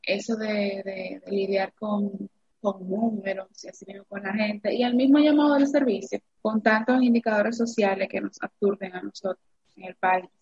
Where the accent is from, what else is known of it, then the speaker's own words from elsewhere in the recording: Cibao, Dominican Republic; also born or lived in Santo Domingo; aquí en mi, en mi pueblo